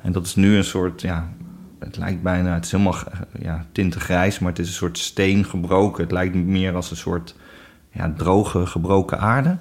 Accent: near Arnhem, Gelderland, Netherlands; Eh, ik kom zelf helemaal niet uit Amsterdam. Ik kom eh, uit de buurt van Arnhem.

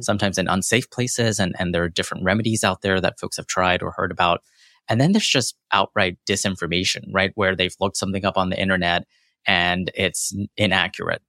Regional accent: Corsicana, Texas, United States; accent: American; also born or lived in London / Jackson, Mississippi; now in Houston, United States; my formative years were in Corsicana, Texas

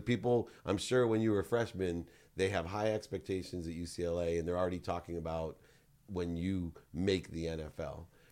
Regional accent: San Diego, California, United States; I grew up in San Diego

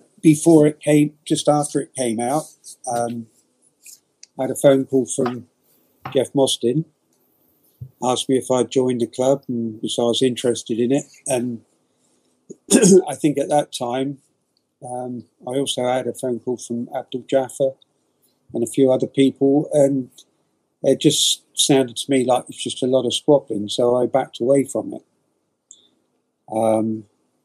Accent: Poole, South West England, United Kingdom; also born or lived in Boscombe, Bournemouth; I was born in Boscombe Hospital, so I'm a local to where the football club was. One of five boys. Lived in Boscombe for 2 years, moved to Parkstone, and lived in Poole for the rest of my life.

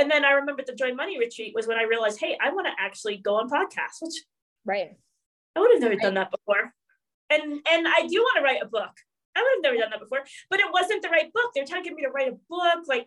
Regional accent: New York, United States; I'm from New York

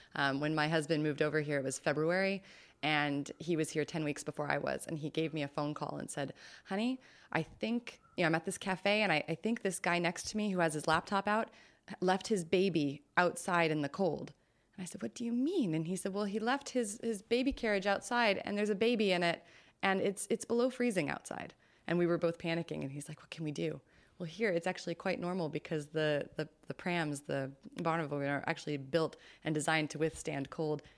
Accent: California, United States; as a Californian

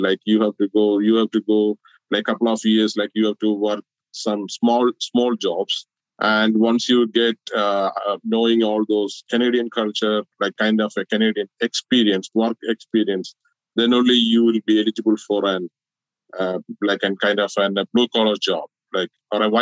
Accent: Kerala, India; moved away as an adult; now in United States

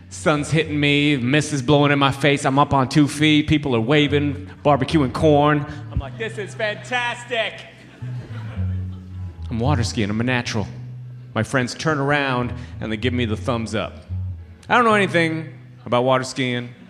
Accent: Toronto, Ontario, Canada; So, like I said, I grew up here in Toronto, and uh, my parents came all the way from Trinidad and Tobago

